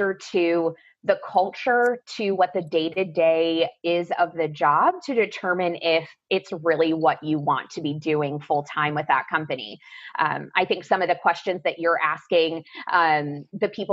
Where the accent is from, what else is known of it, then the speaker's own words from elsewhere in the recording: Columbus, Ohio, United States; moved away as an adult; also born or lived in Coral Gables, Florida; I grew up in Columbus, Ohio